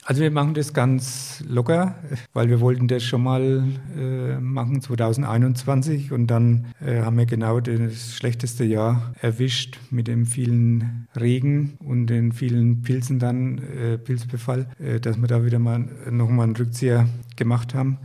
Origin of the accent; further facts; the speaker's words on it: Sulzfeld am Main, Bavaria, Germany; bei uns in Sulzfeld